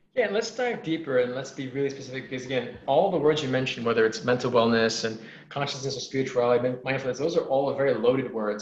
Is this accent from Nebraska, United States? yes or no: no; New York City, New York, United States; I'm from New York City, and I would I lived in a place called Woodside, Queens, which is four miles east of Manhattan.